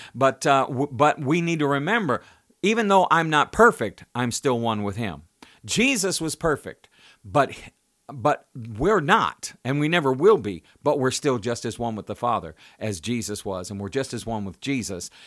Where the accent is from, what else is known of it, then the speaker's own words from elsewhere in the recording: United States; I was born in the United States. I'm of the United States.